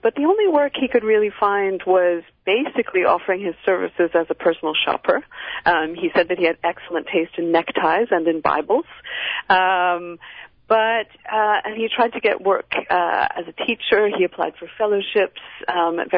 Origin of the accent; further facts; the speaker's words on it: Canada; also born or lived in Cambridge; I was a student at Cambridge myself, and I'm Canadian